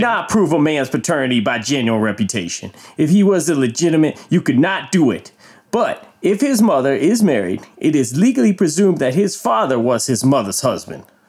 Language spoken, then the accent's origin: English; Mississippi, United States; you were born and raised in Mississippi, just like me